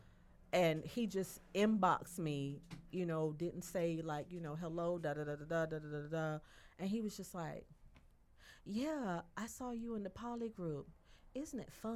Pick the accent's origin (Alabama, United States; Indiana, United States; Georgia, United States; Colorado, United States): Alabama, United States; my home state, Alabama